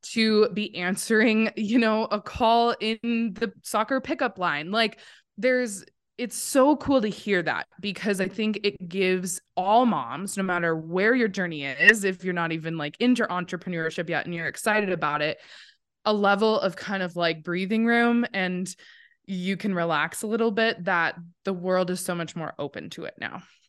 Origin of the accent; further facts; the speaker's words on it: Montana, United States; I was born and raised here in Montana. I'm a true Montana, not a transplant.